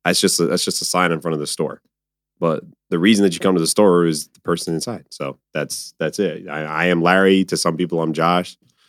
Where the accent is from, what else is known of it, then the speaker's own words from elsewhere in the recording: Azores, Portugal; my family, my people come from islands. I'm from the Azores. I'm literally an island boy.